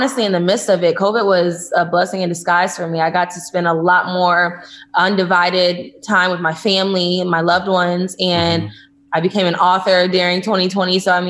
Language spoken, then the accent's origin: English; Houston, Texas, United States; now in Los Angeles, United States; I currently live in Los Angeles, California.